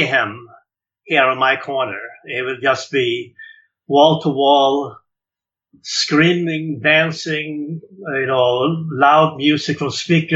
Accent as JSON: {"language": "English", "town": "Stockholm", "region": "Stockholm County", "country": "Sweden", "tie": "born or raised there", "also_born_or_lived": "New York", "moved": "as an adult", "lives_now": "New Orleans, United States", "said": "I was born in Sweden, and Stockholm was my hometown"}